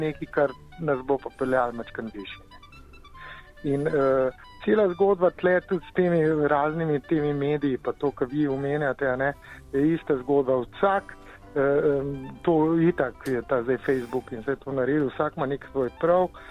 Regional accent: Slovenia

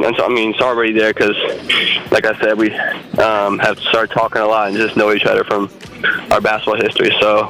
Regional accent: Virginia, United States; We're both from Virginia.

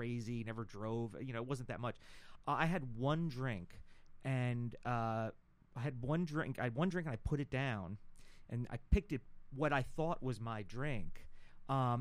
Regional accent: New York, United States; I'm from New York

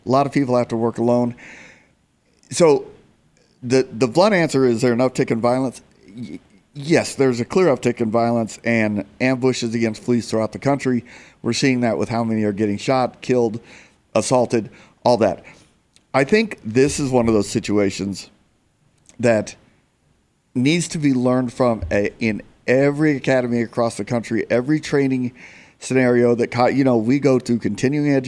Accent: Phoenix, Arizona, United States; I love my hometown, I love Phoenix

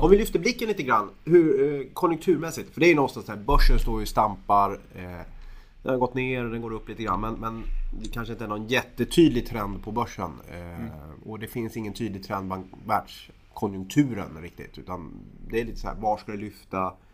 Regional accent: Sweden

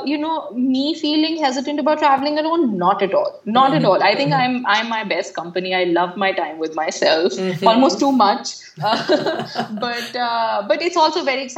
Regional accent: Delhi, India; when people ask me where are you from, I say Delhi

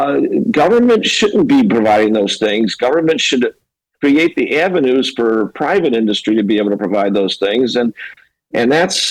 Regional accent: Chicago, Illinois, United States; now in California, United States; I'm from Illinois. I'm from Chicago.

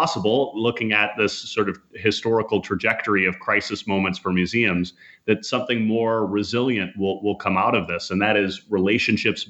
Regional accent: Minnesota, United States; I grew up in Minnesota

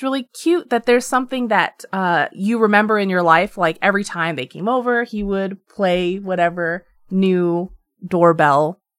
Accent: Pennsylvania, United States; decided last year to move back to my home state of Pennsylvania

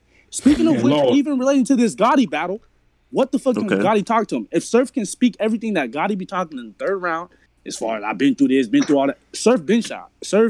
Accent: West Coast, United States; I'm a West Coast nigga. I'm from the West.

